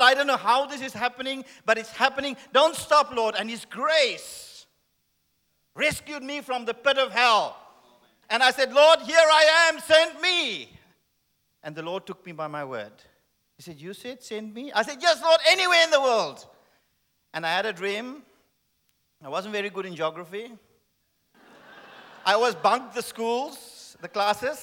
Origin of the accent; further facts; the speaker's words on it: Cape Town, Western Cape, South Africa; Yes, I am South African. And thank you. And I was born in Cape Town